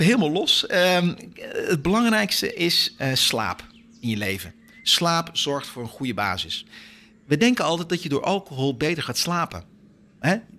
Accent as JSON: {"language": "Dutch", "country": "Netherlands", "said": "wij zijn Nederlanders"}